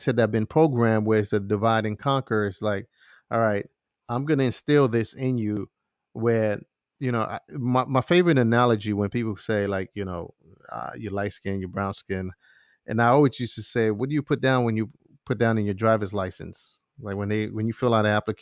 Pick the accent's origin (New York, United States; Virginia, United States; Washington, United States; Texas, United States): New York, United States; New York City; I was raised in East New York, Brooklyn